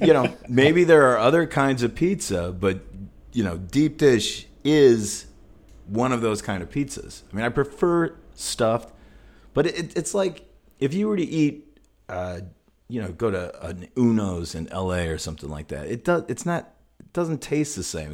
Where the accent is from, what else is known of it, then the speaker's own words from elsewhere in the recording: Zion, Illinois, United States; growing up in Zion, we had great fucking pizza